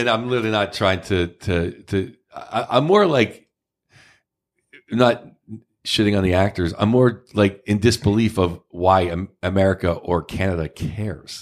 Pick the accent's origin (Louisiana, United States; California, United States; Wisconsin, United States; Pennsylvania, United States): Pennsylvania, United States; Pittsburgh; now in San Francisco, United States; Pittsburgh, obviously my hometown